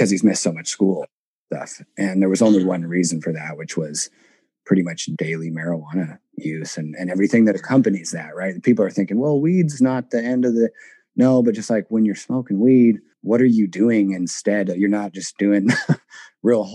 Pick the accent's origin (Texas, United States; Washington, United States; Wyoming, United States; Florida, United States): Washington, United States; Seattle; I born and raised in Seattle, Washington, went to public schools all throughout the area